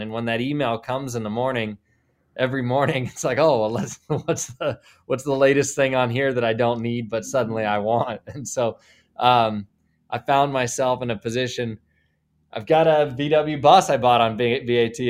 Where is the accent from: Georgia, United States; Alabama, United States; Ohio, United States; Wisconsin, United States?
Ohio, United States; Columbus; also born or lived in Indiana; now in Indianapolis, United States; I'm from Columbus